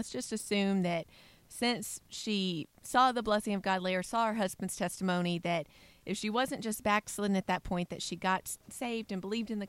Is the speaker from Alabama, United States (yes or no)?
yes; Alabama, United States; from Alabama